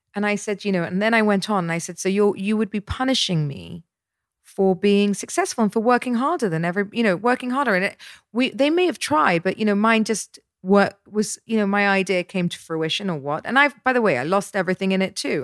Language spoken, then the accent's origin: English; Dorset, South West England, United Kingdom; moved away; I grew up in Dorset